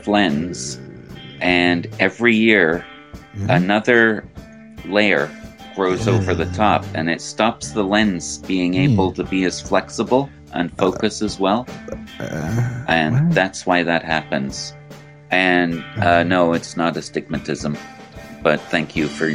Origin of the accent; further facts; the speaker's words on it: United Kingdom; moved away; I grew up in Great Britain, where cars are right-hand drive instead of left-hand drive